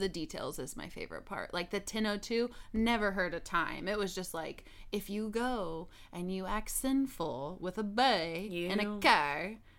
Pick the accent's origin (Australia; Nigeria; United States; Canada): United States; San Antonio, Texas; we're from San Antonio.